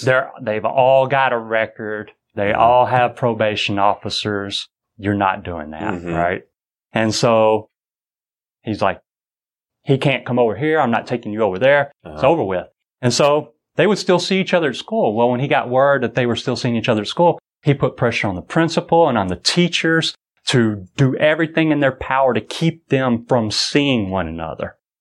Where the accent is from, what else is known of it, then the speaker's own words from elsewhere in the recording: United States; I'm a Christian, i uh, raised a Baptist, and I'm an American